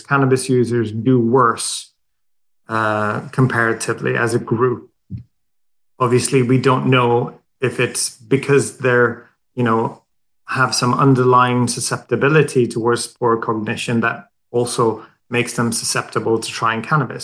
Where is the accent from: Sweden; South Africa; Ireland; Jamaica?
Sweden; moved away as an adult; now in London, United Kingdom; I'm Swedish. I grew up in Sweden